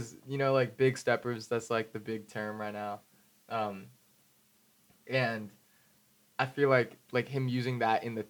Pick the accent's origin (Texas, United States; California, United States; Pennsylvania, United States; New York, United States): California, United States; the Bay Area; I'm from the Bay